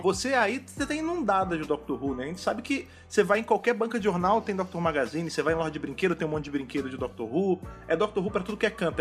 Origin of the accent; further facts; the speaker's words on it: Brazil; nós três aqui somos brasileiros